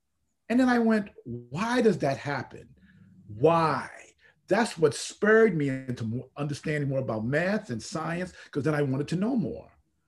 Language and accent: English; Bronx, New York, United States; if I can do this and I'm from the Bronx, you can